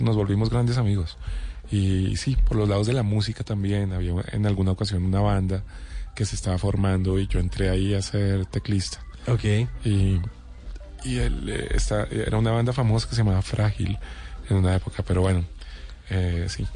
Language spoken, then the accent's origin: Spanish; Bogotá, Colombia; Negro y cachaco